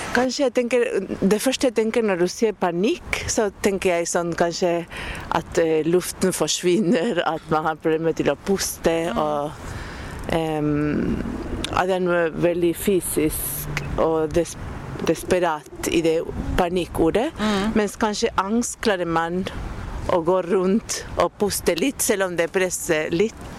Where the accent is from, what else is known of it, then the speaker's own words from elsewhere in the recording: Buenos Aires, Argentina; Norwegian is a second language; now in Norway; jeg kommer fra Buenos Aires